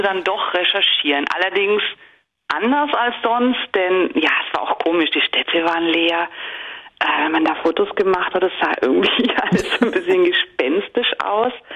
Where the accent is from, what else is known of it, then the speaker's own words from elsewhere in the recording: Bavaria, Germany; moved away as an adult; now in Netherlands; Ich komme ja aus Bayern